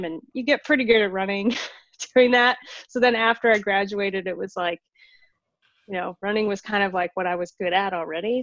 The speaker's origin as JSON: {"language": "English", "region": "Illinois", "country": "United States", "tie": "born or raised there", "also_born_or_lived": "St. Louis, Missouri", "moved": "as an adult", "lives_now": "Seattle, United States", "said": "I grew up in Illinois."}